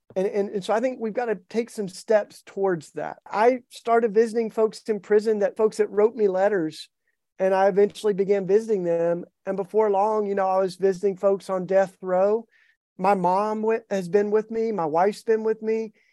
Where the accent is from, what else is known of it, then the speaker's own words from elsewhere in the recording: East Tennessee, United States; I grew up in the Bible Belt in East Tennessee